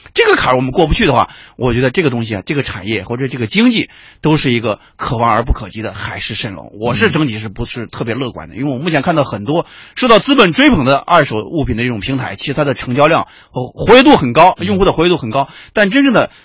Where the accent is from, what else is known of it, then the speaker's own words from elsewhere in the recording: China; 我们中国人